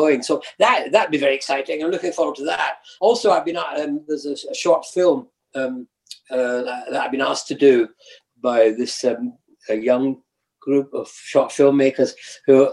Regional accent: the Highlands, Scotland, United Kingdom; moved away; I come from the Highlands

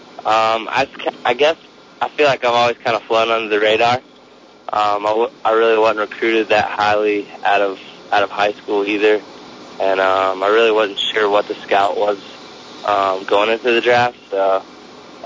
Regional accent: Winston-Salem, North Carolina, United States; moved away; I'm from Winston-Salem, where Wake Forest is

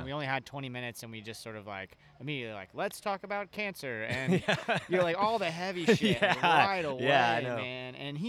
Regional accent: Ocala, Florida, United States; I grew up in Ocala, just just north of here. And when you're from a place like Ocala, a little bit smaller town

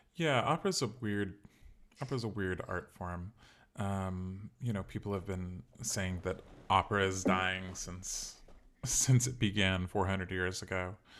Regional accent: Sacramento, California, United States; moved away as an adult; also born or lived in Chicago; I grew up in California, in Sacramento

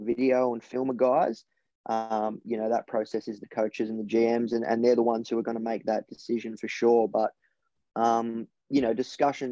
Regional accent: Melbourne, Victoria, Australia; born or raised there

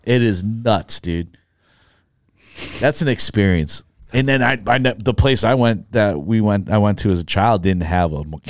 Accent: New York, United States; I'm from New York.

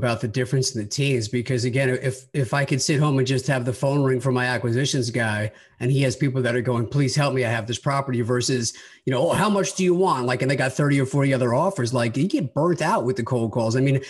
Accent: Long Island, New York, United States; I grew up on Long Island and initially I was looking at New York, New York City

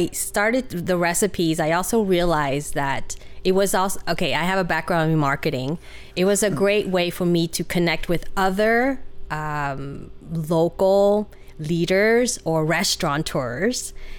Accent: Utah, United States; I grew up in Utah. After college, I started to work in Southern California. And because of a boy, I decided to move up north. And here I am.

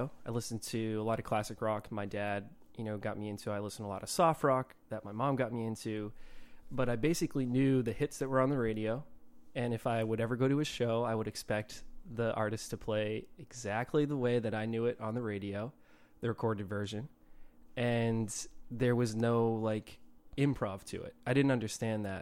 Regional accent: Milford, Massachusetts, United States; also born or lived in Rhode Island; I grew up in a town called Milford, Massachusetts

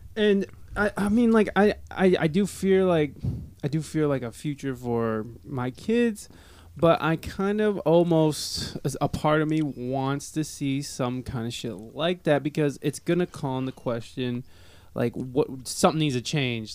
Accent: Toledo, Ohio, United States; I'm from Toledo, Ohio

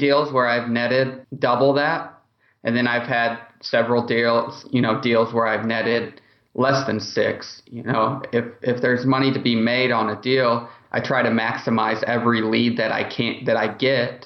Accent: Indianapolis, Indiana, United States; I'm from Indianapolis

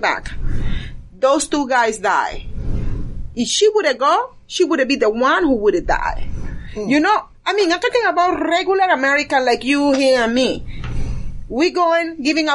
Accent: Venezuela; now in Georgia, United States; I'm coming from a third world country. I am from Venezuela originally.

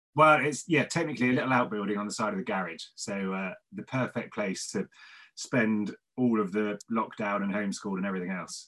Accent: Devon, South West England, United Kingdom; now in Cardiff, United Kingdom; I'm from Devon originally

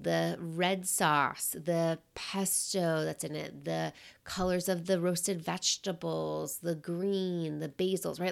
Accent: New York City, New York, United States; moved away as an adult; also born or lived in Michigan; now in Seattle, United States; growing up in New York City, we have winters.

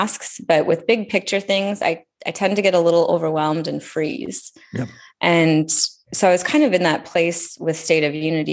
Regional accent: United States; growing up in the United States

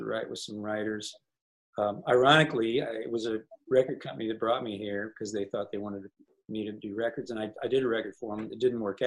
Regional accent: Illinois, United States; growing up in Illinois in the 60s.

